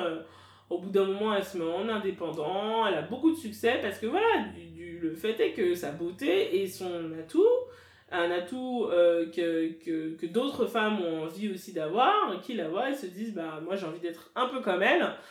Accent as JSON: {"language": "French", "country": "France", "tie": "born or raised there", "said": "je suis française de nationalité, j'ai grandi en France, etc. Mais mes parents sont camerounais"}